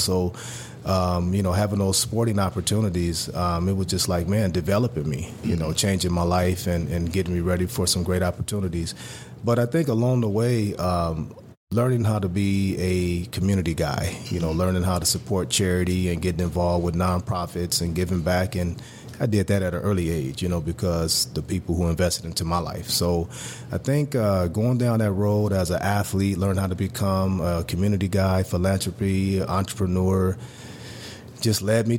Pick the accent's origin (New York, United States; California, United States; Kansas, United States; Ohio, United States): California, United States; Los Angeles; Once again, being born and raised in South Central L.A., grew up, man, in a very tough environment.